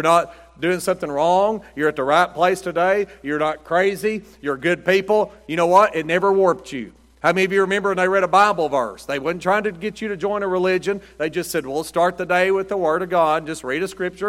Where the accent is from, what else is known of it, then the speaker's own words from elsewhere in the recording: United States; I'm an American